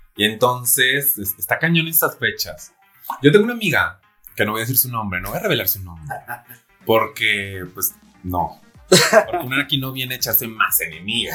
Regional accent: Celaya, Guanajuato, Mexico; also born or lived in Querétaro; now in Mexico City, Mexico; yo soy de Celaya, Guanajuato

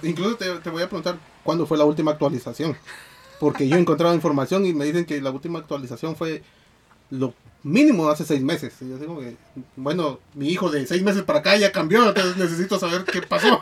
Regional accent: Guatemala; somos guatemaltecos

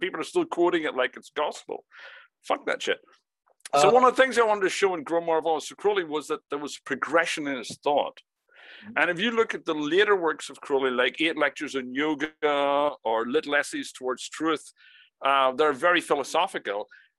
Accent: Ireland; I was brought up, and I say I grew up in Ireland.

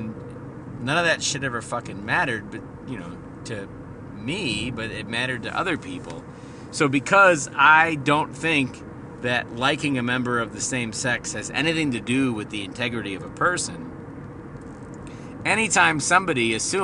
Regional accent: Midwest, United States; I'm from the Midwest

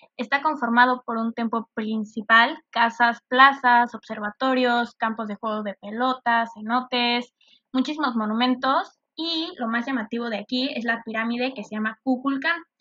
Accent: Cancún, Quintana Roo, Mexico; orgullosamente mexicana y de Cancún, Quintana Roo.

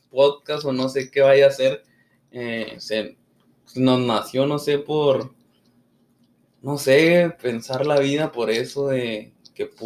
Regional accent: Chihuahua, Mexico; De hecho, dijimos Ascensión Juárez, pero somos de Chihuahua.

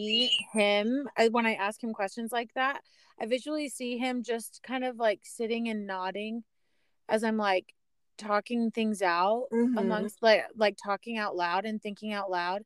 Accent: Arizona, United States; born and raised in Arizona

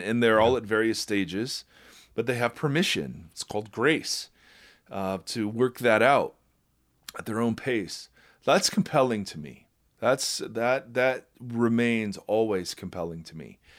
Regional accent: Ohio, United States; I'm white and I'm from Ohio.

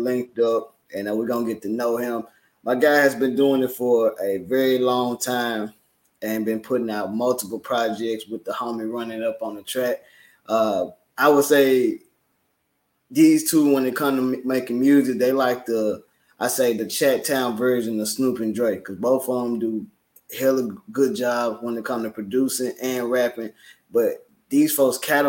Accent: Memphis, Tennessee, United States; I'm from Memphis, so I grew up a 3-6 fan.

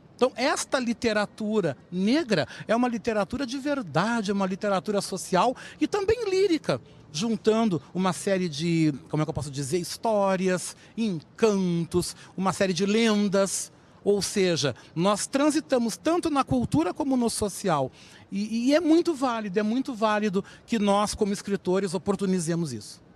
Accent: Rio Grande do Sul, Brazil; Também mostrando que eu sou um homem do sul. Também ressaltando esse lado de ser gaúcho

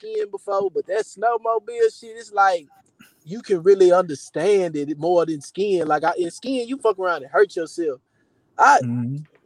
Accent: Houston, Texas, United States; I'm from Houston

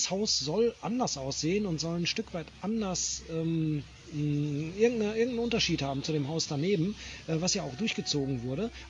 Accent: Bochum, North Rhine-Westphalia, Germany; ich komme ja aus Bochum, für mich war es ja tatsächlich so, wenn in Bochum dich einer gefragt hat

